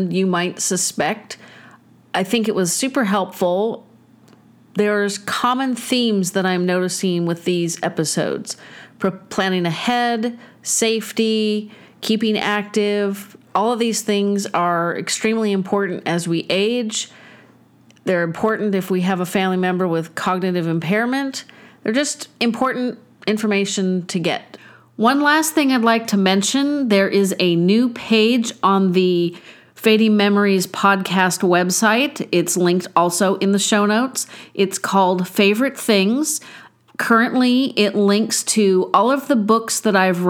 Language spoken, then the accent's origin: English; California, United States; my hometown